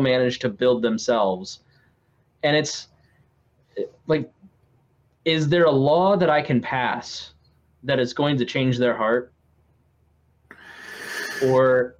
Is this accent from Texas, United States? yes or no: no; Indianapolis, Indiana, United States; I'm from Indianapolis